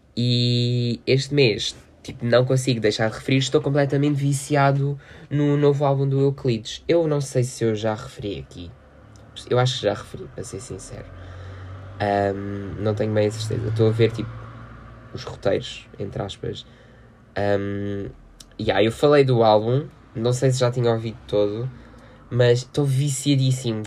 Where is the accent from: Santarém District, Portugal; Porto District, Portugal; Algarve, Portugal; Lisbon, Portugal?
Algarve, Portugal; Loulé; festa da Mãe Soberana, aqui da minha terrinha